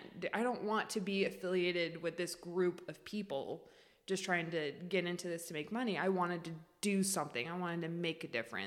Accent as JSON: {"language": "English", "region": "California", "country": "United States", "tie": "born there", "also_born_or_lived": "Oregon / Florida", "lives_now": "Boise, United States", "said": "I was born in California, and then I moved to Oregon when my mom got remarried to my stepdad. And then we moved to Florida, where he worked for his brother. And then we did not enjoy Florida. We missed the Northwest."}